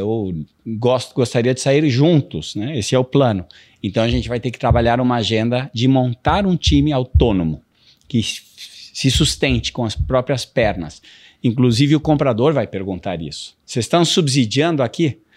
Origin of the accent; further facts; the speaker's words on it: Brazil; also born or lived in United States; E assim, eu me criei também nos Estados Unidos, eu, eu fiz, é, morei lá uns 10 anos, tá. depois de morar no Brasil, no Midwest